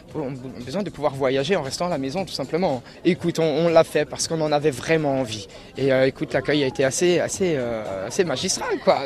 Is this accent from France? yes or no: yes; Alsace, Grand Est, France; je suis d'Alsace.